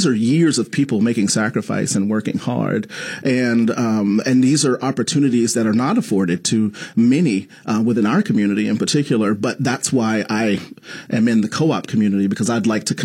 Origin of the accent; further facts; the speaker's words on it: Washington, District of Columbia, United States; also born or lived in Boston; I grew up through in Washington, D.C.